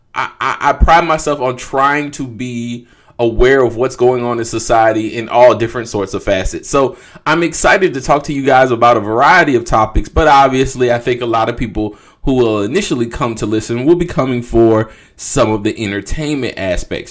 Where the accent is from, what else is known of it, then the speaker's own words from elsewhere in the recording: Jacksonville, Florida, United States; being a Duval native